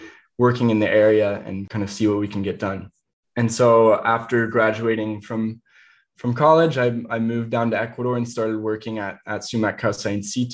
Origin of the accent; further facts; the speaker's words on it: Indiana, United States; the woods where I grew up in Indiana